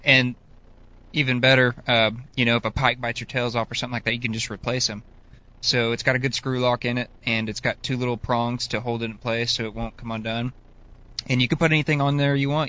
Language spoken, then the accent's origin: English; Northeast Oklahoma, United States; growing up, you know, I'm from Northeast Oklahoma